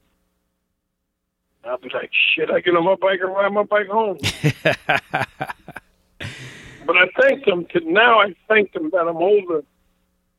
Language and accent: English; Brentwood, New York, United States; I grew up in New York